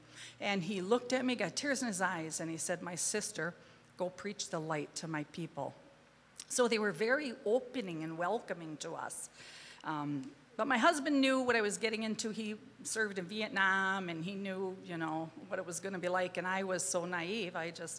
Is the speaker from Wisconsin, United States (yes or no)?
yes; northeast Wisconsin, United States; moved away as an adult; also born or lived in South Sudan; Once I start talking, you'll realize where I'm from. I'm from Wisconsin, very northeast Wisconsin, 50 miles north of Green Bay.